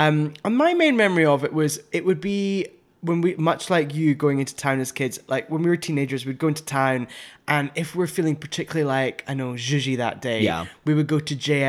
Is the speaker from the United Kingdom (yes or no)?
yes; Glasgow, Scotland, United Kingdom; I grew up in Glasgow, the real ruffian city in Scotland.